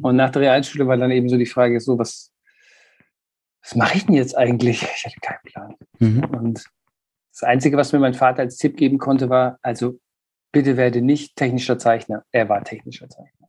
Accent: Würzburg, Bavaria, Germany; moved away as an adult; now in Bremen, Germany; ich komme aus Süddeutschland

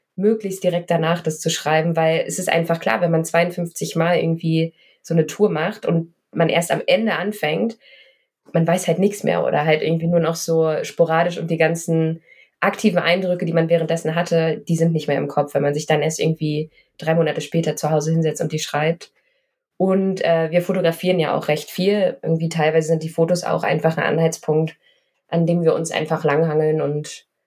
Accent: Berlin, Germany; ich bin in Berlin groß geworden, ich habe da 30 Jahre gewohnt.

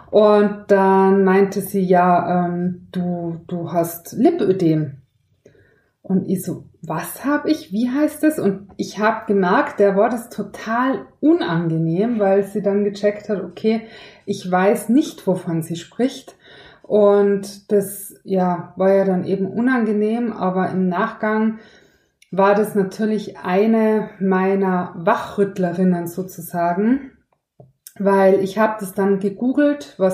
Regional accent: Tyrol, Austria; ich bin ja in Tirol aufgewachsen

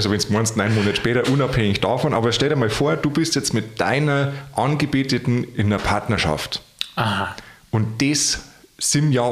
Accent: Bavaria, Germany; also bei mir, da wo ich herkomme, im Chiemgau, ist das ganz Echt? gang und gäbe, ja.

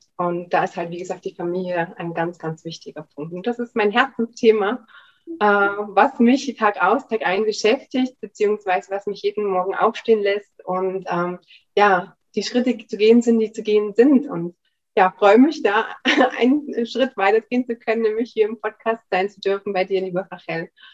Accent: Germany; ich bin in der DDR aufgewachsen

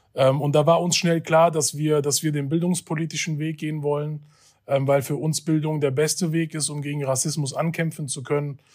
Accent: Hanau, Hesse, Germany; Ich bin in Hanau geboren und aufgewachsen und habe auch mein bisheriges Leben hier in Hanau gelebt.

